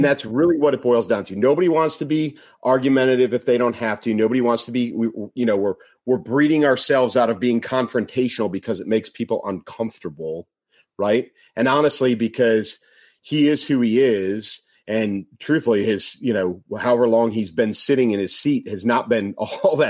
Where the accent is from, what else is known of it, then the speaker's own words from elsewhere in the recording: Chicago, Illinois, United States; my hometown. I'm a Chicago kid, born and raised